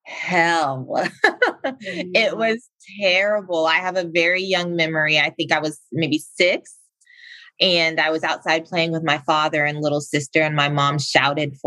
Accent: South Carolina, United States; moved away as an adult; also born or lived in Virginia; I grew up in South Carolina

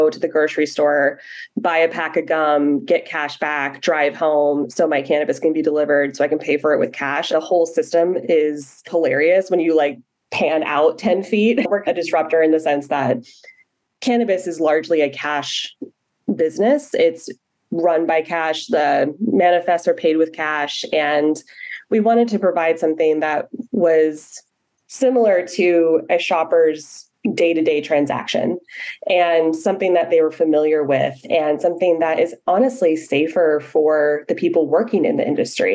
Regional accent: Humboldt County, California, United States; I am from Humboldt County. And if you are not familiar with Humboldt County, it is the mecca of the weed industry.

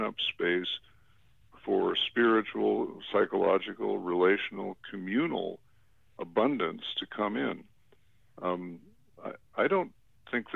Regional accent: Chicago, Illinois, United States; growing up in an affluent community on the North Shore of Chicago. I was born in Chicago, but my family eventually moved up to the North Shore

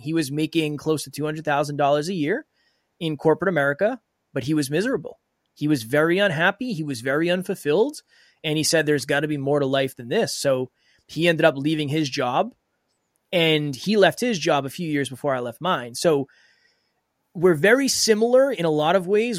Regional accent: Uxbridge, Massachusetts, United States; I was raised in a very small town called Uxbridge in Massachusetts.

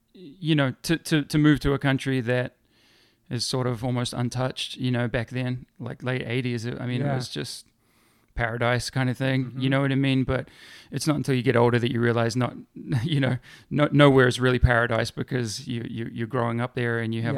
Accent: Middlesbrough, North East England, United Kingdom; born there; moved away; Incorrect. I was born in England, in the northeast of England, in a town called Middlesbrough.

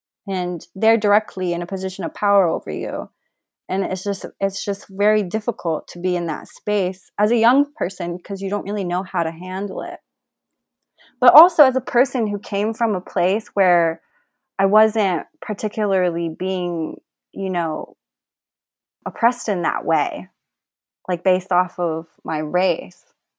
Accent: Colorado Springs, Colorado, United States; Where are you from? And a lot of times when I would say in Colorado Springs, the energy would change

